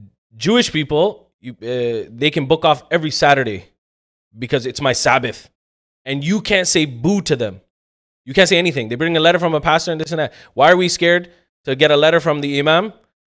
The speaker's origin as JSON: {"language": "English", "country": "Pakistan", "said": "Being a Pakistani... I don't think it's ever going to end, right?"}